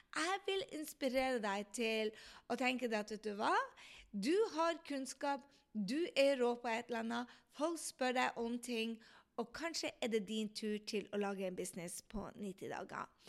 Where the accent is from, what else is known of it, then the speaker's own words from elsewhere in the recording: Andenes, Nordland, Norway; på Andes, der jeg kommer fra